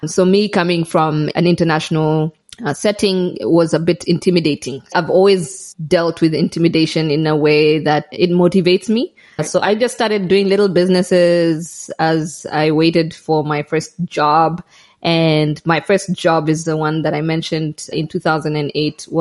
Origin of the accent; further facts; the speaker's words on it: Kenya; moved away as an adult; now in Malawi; I grew up in Kenya. I did my primary. Yes, I did my primary, secondary and university in Kenya.